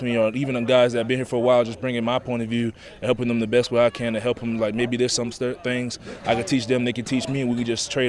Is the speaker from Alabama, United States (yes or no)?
no; Beaufort, South Carolina, United States; I come from Beaufort, South Carolina. It's kind of like a small military town